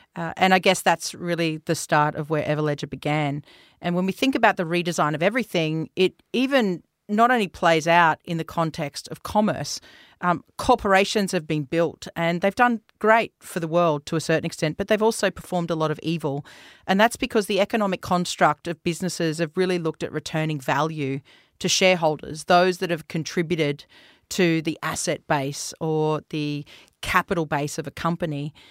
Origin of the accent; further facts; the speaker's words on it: Australia; also born or lived in New Zealand; I've spent the better part of my adolescence, um, in Australia